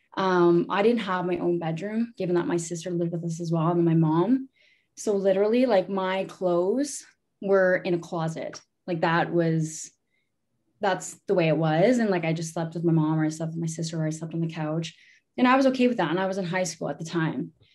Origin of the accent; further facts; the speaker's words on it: Sarnia, Ontario, Canada; I'm from Sarnia, Ontario. Uh, my reserve is called Omgenong. Um, I was born and raised there.